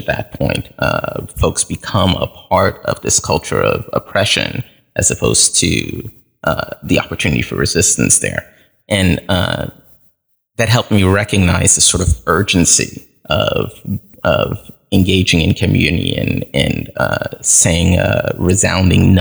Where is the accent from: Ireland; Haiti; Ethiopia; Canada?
Haiti; now in United States; I was born in Haiti, and my parents had to leave abruptly due to some political insurrection that was going on, and that we were caught up in as a family. So they came here without documentation, and my sister and I followed several